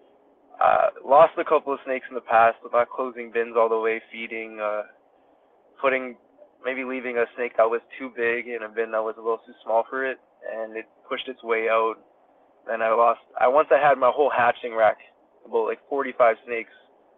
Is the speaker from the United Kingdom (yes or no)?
no; Toronto, Ontario, Canada; I grew up in Toronto, Canada, and then I recently moved to like a suburb next to Toronto